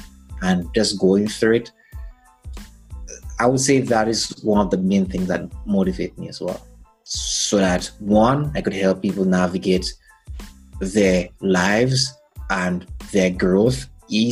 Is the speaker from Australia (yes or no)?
no; St. Lucia; moved away; I'm from St. Lucia, and it's an island in the Caribbean